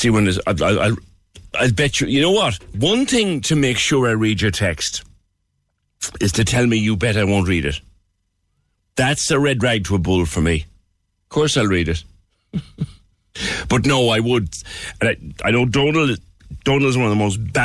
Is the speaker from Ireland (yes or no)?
yes; Cork, Munster, Ireland; as an Irishman, as a proud Corkman